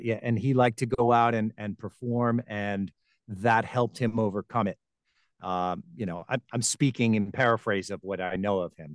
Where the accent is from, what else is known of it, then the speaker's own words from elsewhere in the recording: Garden City, New York, United States; moved away as an adult; also born or lived in Tampa Bay, Florida; now in Florida, United States; I was born and raised in Long Island, New York, Garden City, Long Island, to be specific